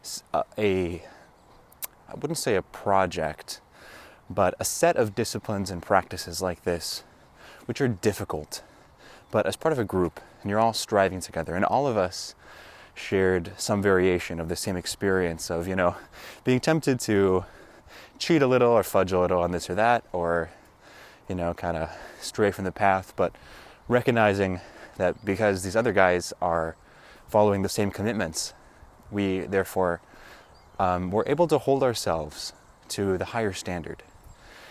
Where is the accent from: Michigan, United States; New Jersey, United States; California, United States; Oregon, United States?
Oregon, United States; I'm not totally forgetful of the ways of my home country here in Oregon